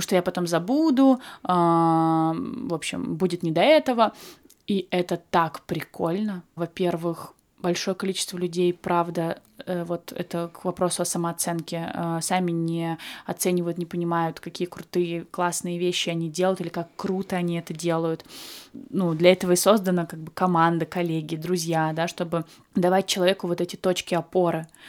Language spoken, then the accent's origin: Russian; Krasnodar Krai, Russia; moved away; у меня, например, было кубановедение, потому что я с Кубани